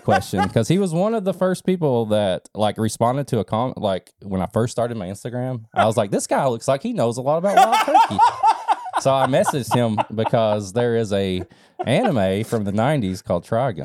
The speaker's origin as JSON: {"language": "English", "region": "Eastern Kentucky", "country": "United States", "tie": "born or raised there", "said": "I grew up in a holler. And yes, I grew up in Eastern Kentucky"}